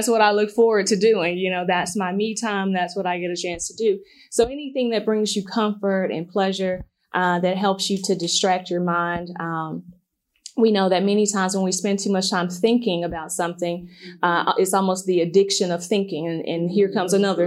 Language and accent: English; Memphis, Tennessee, United States; growing up in South Memphis